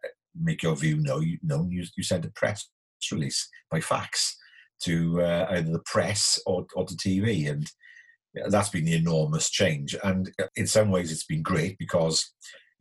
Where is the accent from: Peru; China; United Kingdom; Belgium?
United Kingdom; Bridgend, Wales; my hometown